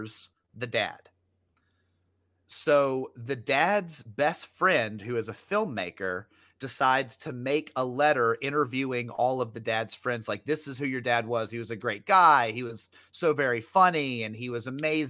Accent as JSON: {"language": "English", "town": "Memphis", "region": "Tennessee", "country": "United States", "tie": "born or raised there", "said": "I grew up in Memphis too"}